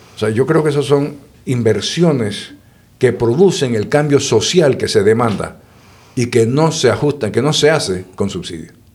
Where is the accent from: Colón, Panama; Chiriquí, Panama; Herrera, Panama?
Chiriquí, Panama; Boquete; yo me crié en Boquete, en Chiriquí.